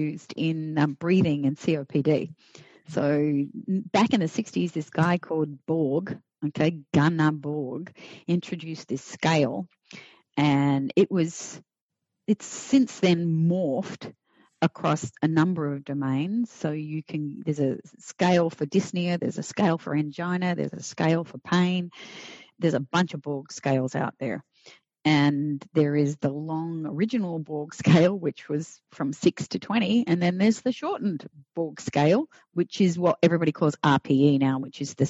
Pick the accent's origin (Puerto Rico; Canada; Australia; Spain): Australia; now in Florida, United States; I'm Australian. So I'm a past immigrant, naturalized now